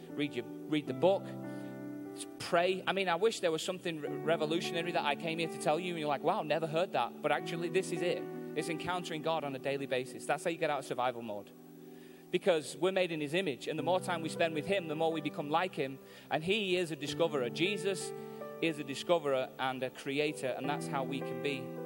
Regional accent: Manchester, North West England, United Kingdom; I'm from Manchester in England, and I'm in America

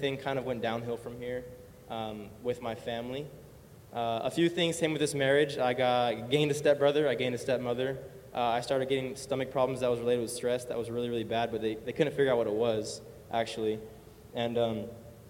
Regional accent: California, United States; I was born here in California, born and raised

